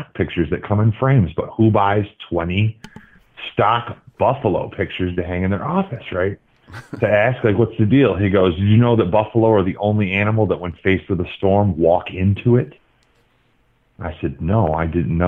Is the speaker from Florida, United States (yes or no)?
no; Michigan, United States; also born or lived in Los Angeles, California; I grew up, so I was born in Los Angeles, and my first football was watching Niners games, and we moved to Michigan